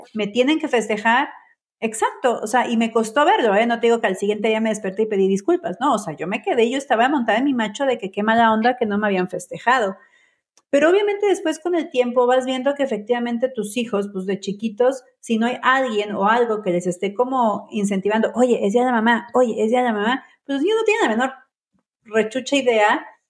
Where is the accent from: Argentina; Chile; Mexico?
Mexico; yo soy mexicana